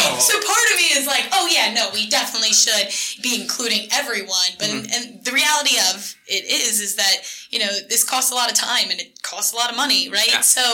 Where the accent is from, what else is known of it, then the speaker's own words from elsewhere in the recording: New York, United States; Yes, I am from New York.